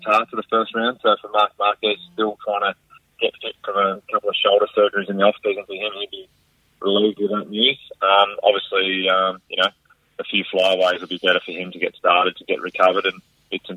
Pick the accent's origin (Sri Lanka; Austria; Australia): Australia; as an Aussie